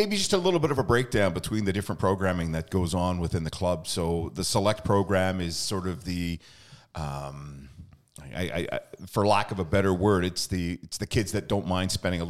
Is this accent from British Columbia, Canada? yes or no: yes; British Columbia, Canada; I remember that when I was younger, growing up in the Lower Mainland, it was definitely ride your bike to the park to play